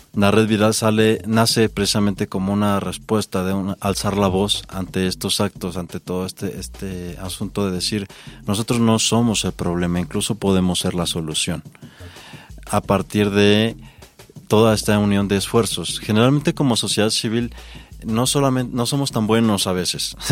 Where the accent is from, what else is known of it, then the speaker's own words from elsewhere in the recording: Mexico; somos mexicanos